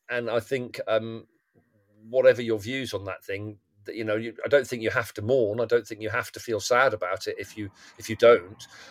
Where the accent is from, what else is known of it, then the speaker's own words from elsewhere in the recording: England, United Kingdom; it's complicated being being English or being British